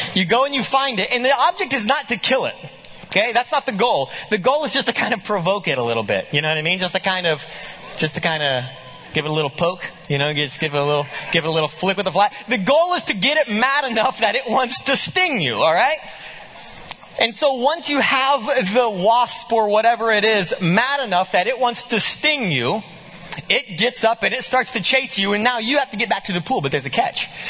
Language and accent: English; Muskogee, Oklahoma, United States; moved away; I grew up in a little town, uh, uh, called Muskogee, Oklahoma